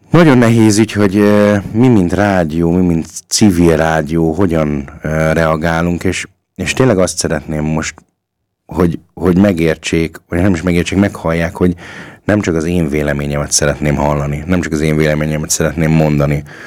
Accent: Hungary; now in Austria

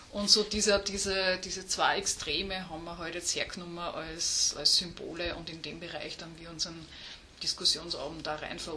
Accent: Upper Austria, Austria; Also ich habe ganz normal Gymnasium gemacht, ähm, bin aus Oberösterreich auch.

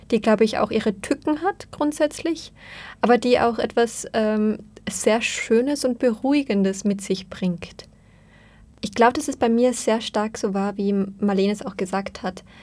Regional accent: Vienna, Austria; auf diese Unterschiedlichkeit zu dem, was ich als Wienerin gewöhnt bin

